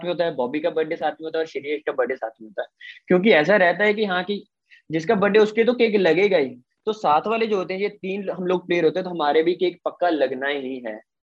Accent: Mithapur, Punjab, India; मैं सेकंड मिठापुर का हूँ

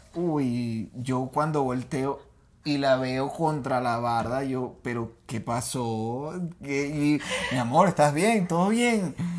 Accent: Venezuela; nosotros los venezolanos

